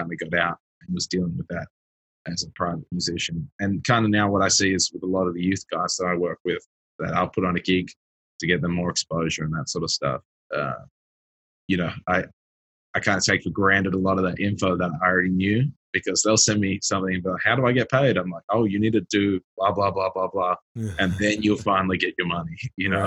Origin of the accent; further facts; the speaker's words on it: Sydney, New South Wales, Australia; also born or lived in Melbourne; I grew up in Sydney and then moved to Melbourne.